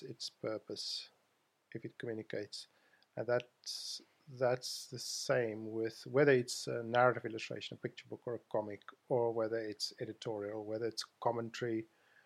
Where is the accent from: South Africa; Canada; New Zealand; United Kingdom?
South Africa; accent: South African; moved away as an adult; I come from South Africa. I was born there. You probably gathered that from my accent, which I can't hide from anybody.